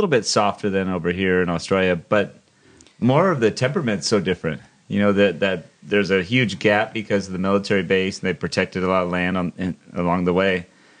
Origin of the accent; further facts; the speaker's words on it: Encinitas, California, United States; moved away as an adult; I grew up in San Diego, California. And I was there till I was 30 years old or so.